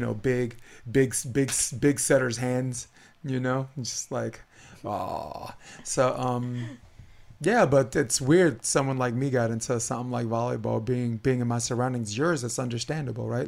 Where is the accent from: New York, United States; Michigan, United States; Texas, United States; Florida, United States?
New York, United States; Brooklyn; now in California, United States; I'm a kid from Brooklyn